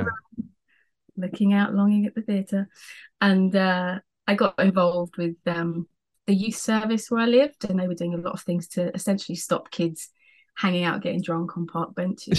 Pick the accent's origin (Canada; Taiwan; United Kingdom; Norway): United Kingdom; Essex, East of England; now in South coast of England, United Kingdom; I'm from Essex, which is like up a bit more by London.